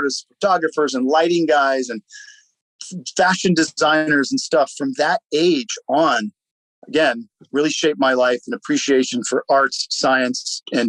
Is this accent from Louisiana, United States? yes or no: yes; Southeast Louisiana, United States; those humble beginnings in Louisiana, we didn't have very much, but we were so rich in culture and family.